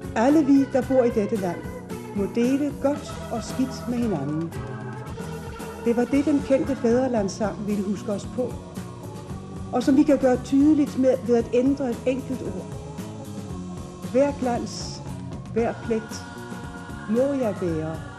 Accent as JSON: {"language": "Danish", "country": "Denmark"}